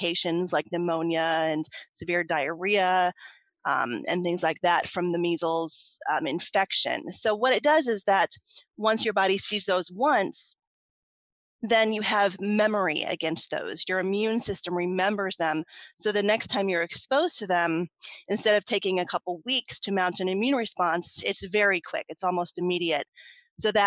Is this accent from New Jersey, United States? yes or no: no; Ohio, United States; I had recently moved back to Ohio, which is my home state